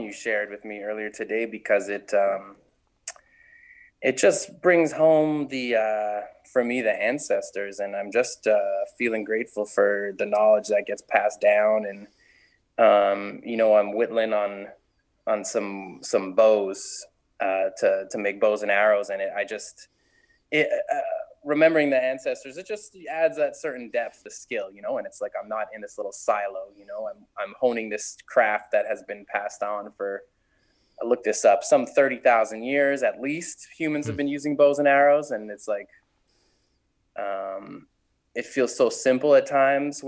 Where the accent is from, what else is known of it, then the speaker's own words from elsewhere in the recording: Montreal, Quebec, Canada; also born or lived in Ontario; We're from Montreal, Quebec